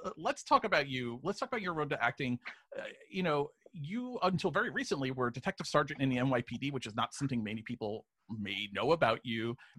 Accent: New York City, New York, United States; I was also born in Queens, New York. I was born and raised in Flushing.

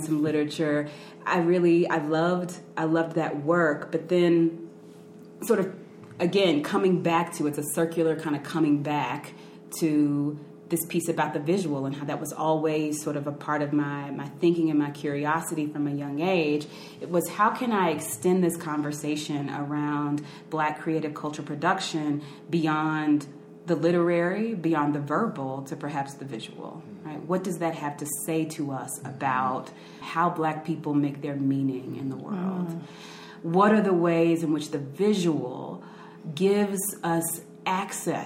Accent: Arkansas, United States; I grew up Baptist in Arkansas.

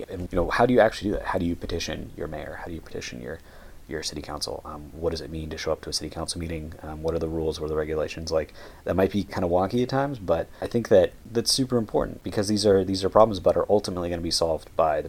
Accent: United States; we're both from the United States

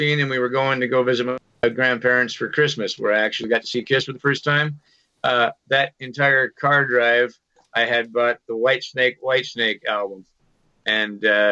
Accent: Washington, United States; I grew up here in Washington, so I knew the guys in …, you know, when I was a kid

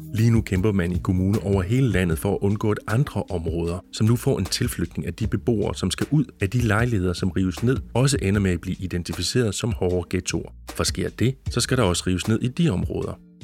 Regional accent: Jutland, Denmark; i den jyske provinsby, hvor jeg voksede op

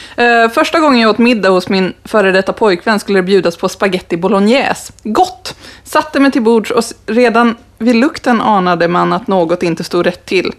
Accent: Skellefteå, Norrland, Sweden; Jag är ju från Norrland

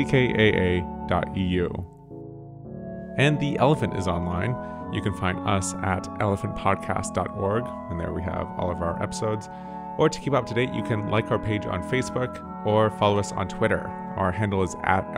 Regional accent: Canada; we're both from Canada

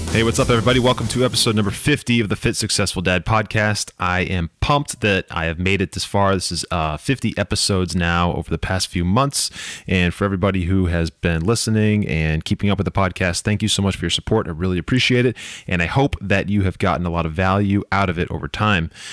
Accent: United States; being an American that live here

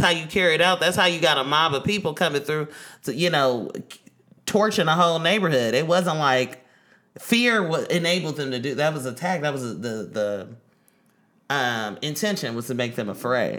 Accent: Oakland, California, United States; growing up in East Oakland

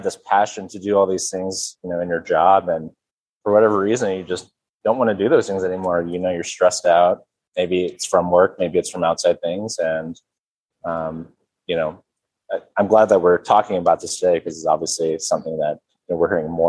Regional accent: Kansas City, United States; moved away as an adult; also born or lived in Minnesota / Wisconsin; now in Denver, United States; I'm originally from the Kansas City metro area, born and raised

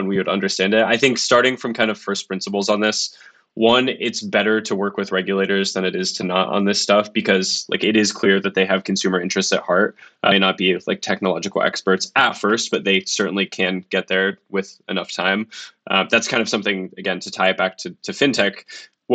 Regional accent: United States; now in London, United Kingdom; I'm American. I live in London

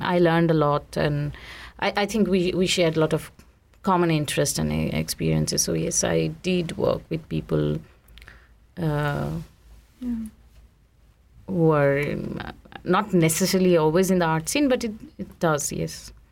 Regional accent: India; now in Switzerland; I grew up in India

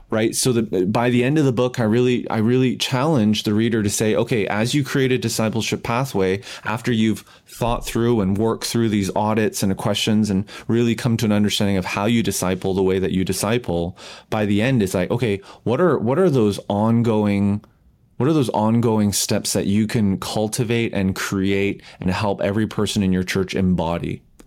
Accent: Canada; I'm Canadian

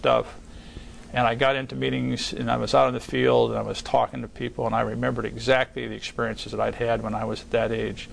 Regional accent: Ohio, United States; moved away; my dad was a real estate developer and a contractor in the Midwest where I grew up in Ohio

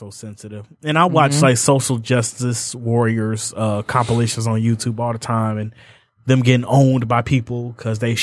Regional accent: Southfield, Michigan, United States; I grew up in Southfield.

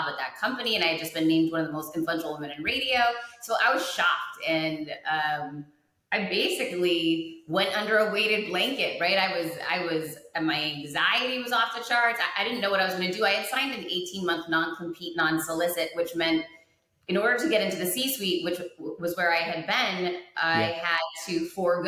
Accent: Worcester, Massachusetts, United States; grew up very poor, grew up in Worcester, Massachusetts

